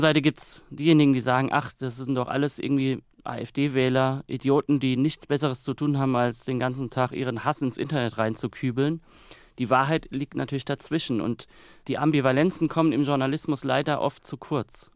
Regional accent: Kaiserslautern, Rhineland-Palatinate, Germany; moved away; ich möchte jetzt auch gar nicht mehr in Kaiserslautern leben, auch wenn es meine Heimat ist und bleibt

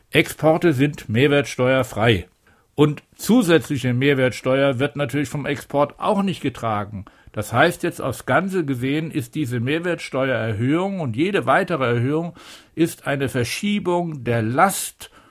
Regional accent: Upper Rhine, Germany; ich komme aus, eben aus dem Oberrheingebiet

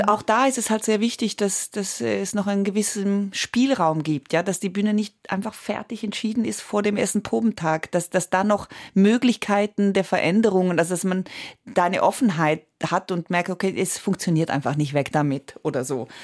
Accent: Switzerland; accent: Swiss German; first language Italian; German is a second language; Ich rechne auf Schweizerdeutsch. Oder ich merke, wenn ich sehr, sehr schwach bin oder sehr krank oder sowas, ist das, was am ehesten tatsächlich bleibt, das Schweizerdeutsche, obwohl ich das erst mit zehn gelernt habe. Also meine erste Sprache war Italienisch

